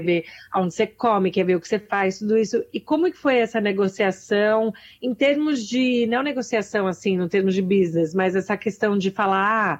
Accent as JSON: {"language": "Portuguese", "country": "Brazil", "moved": "yes", "lives_now": "United States", "said": "eu sou imigrante, sou brasileira"}